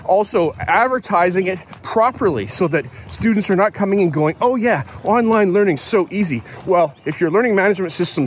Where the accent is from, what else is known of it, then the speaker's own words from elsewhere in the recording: Canada; I grew up in white Canada